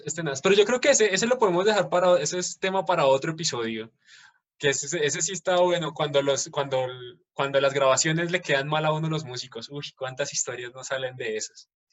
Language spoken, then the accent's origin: Spanish; Colombia; nosotros como colombianos